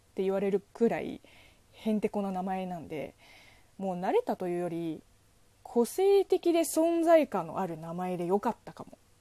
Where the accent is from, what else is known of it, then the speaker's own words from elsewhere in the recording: China; Japanese is a second language; now in Japan; 職業中国人